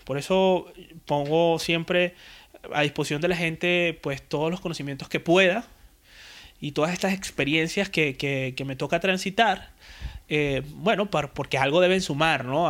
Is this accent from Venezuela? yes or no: yes; Puerto La Cruz, Anzoátegui, Venezuela; moved away as an adult; now in Spain; Yo vengo de Puerto de la Cruz, de mm, Venezuela, eh, soy venezolano